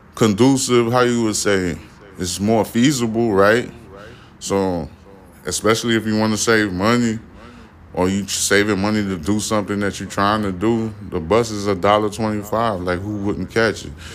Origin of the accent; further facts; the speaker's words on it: New York, United States; I'm a New Yorker